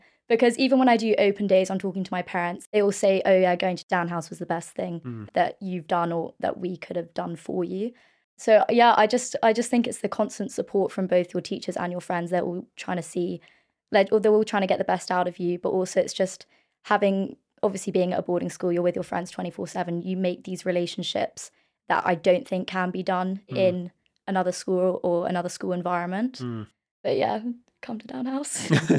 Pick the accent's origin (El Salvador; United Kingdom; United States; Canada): United Kingdom; London